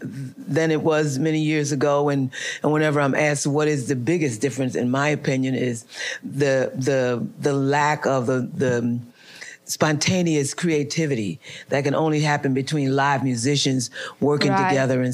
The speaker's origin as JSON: {"language": "English", "town": "Newark", "region": "New Jersey", "country": "United States", "tie": "born or raised there", "moved": "yes", "said": "It was somewhere in Newark. Okay. In my hometown."}